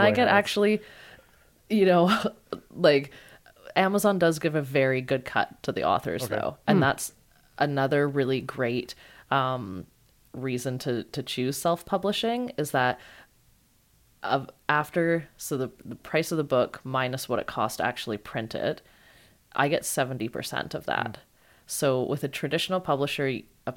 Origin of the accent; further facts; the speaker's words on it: Canada; I'm Canadian